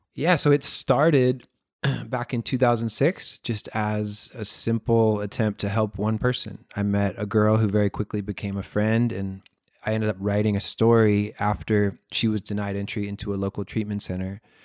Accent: Florida, United States; I live in Florida. I grew up in Florida.

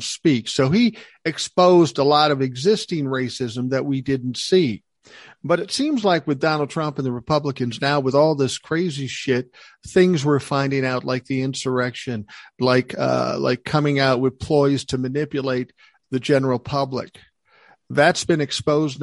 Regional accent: Minneapolis, Minnesota, United States; where I grew up in South Minneapolis

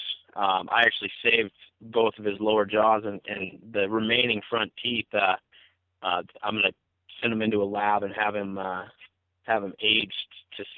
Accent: Midwest, United States; now in Bozeman, United States; I'm originally from the Midwest

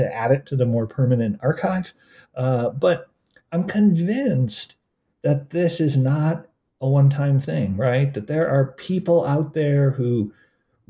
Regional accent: Buffalo, New York, United States; I was from Buffalo

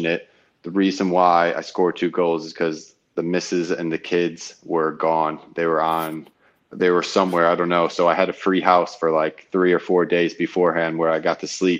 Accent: United States; moved away as an adult; now in Hull, United Kingdom; being American

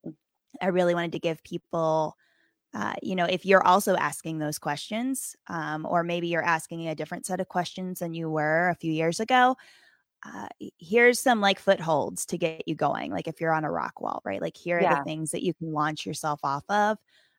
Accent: Appalachia, United States; now in Wisconsin, United States; I grew up in right on the West Virginia-Virginia border. So in the Appalachian Mountains. And, I do miss the mountains.

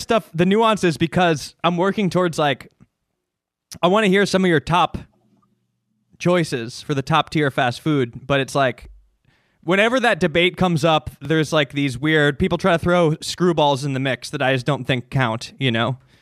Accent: Chicago, Illinois, United States; moved away; I grew up in Chicago. Well, the suburbs

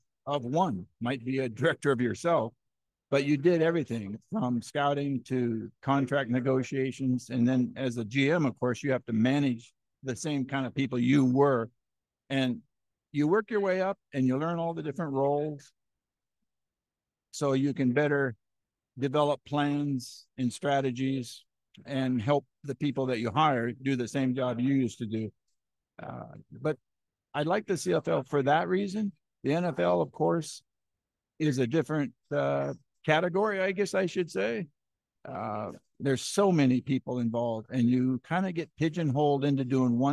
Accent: United States; now in Canada; as an American, and I can speak out of both sides of my mouth because I'm a dual citizen

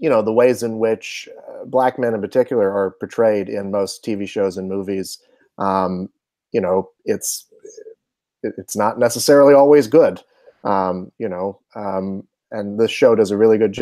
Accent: Charlotte, North Carolina, United States; I'm from Charlotte, North Carolina

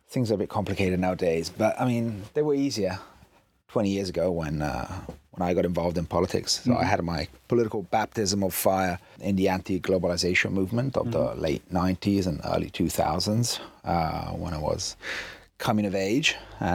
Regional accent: Italy; English is a second language; For those that don't know, I'm half English, half Italian, but I've lived in Italy all my life.

